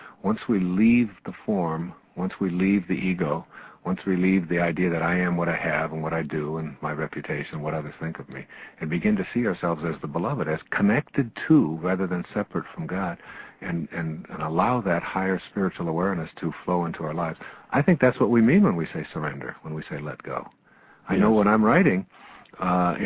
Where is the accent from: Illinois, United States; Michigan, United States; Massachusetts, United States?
Michigan, United States; Detroit; When I was a young boy in the ninth grade at Denby High School on the east side of Detroit